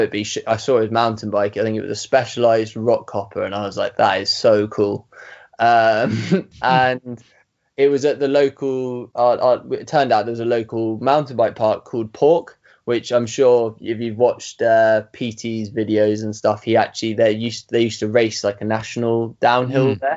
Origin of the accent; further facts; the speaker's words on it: Surrey Hills, South East England, United Kingdom; I grew up in the Surrey Hills in the southeast of England